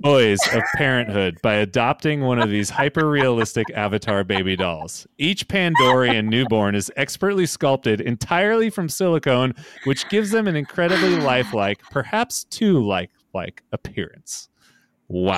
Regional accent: Central Valley, California, United States; growing up in the Central Valley

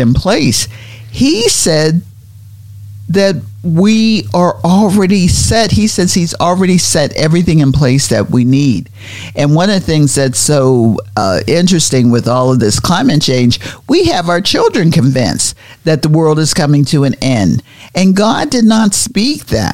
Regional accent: Pennsylvania, United States; moved away; when we were growing up in Pennsylvania, we had the Appalachian Mountains

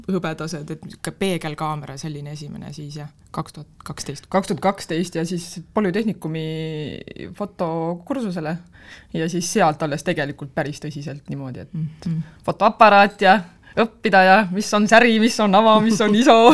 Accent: Türi, Järva County, Estonia; me oleme Türilt pärit ja me lõpetasime seal gümnaasiumi

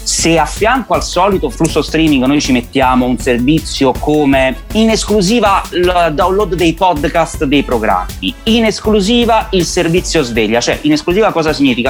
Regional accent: Benevento, Campania, Italy; moved away as an adult; now in Rome, Italy; sono uno che ci tiene parecchio alla propria squadra della mia città d'origine dove non vivo più da vent'anni perché sono romano d'adozione, ma sono sicuramente un tifoso da curva del mio Benevento Calcio.

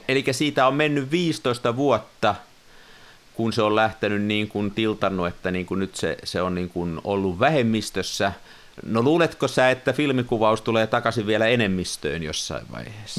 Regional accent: Tampere, Pirkanmaa, Finland; koululaisena, kasvoin Tampereella

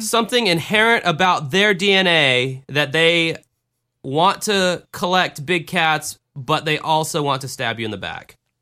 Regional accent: the South, United States; I grew up in the South

